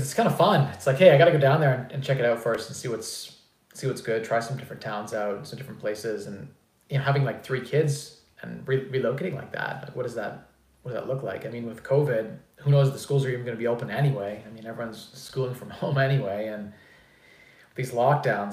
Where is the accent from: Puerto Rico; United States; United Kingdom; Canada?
Canada; I'm a Canadian